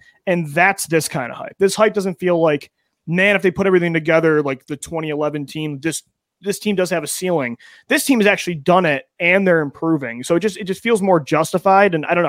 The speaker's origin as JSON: {"language": "English", "town": "Buffalo", "region": "New York", "country": "United States", "tie": "born or raised there", "said": "You know, I grew up in Buffalo, New York, and you grew up in Western New York."}